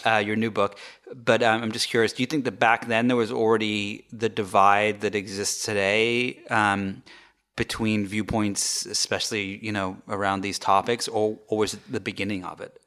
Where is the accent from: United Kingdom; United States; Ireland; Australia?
United Kingdom; the north of England; I grew up, um, I grew up in England, uh, in the north of England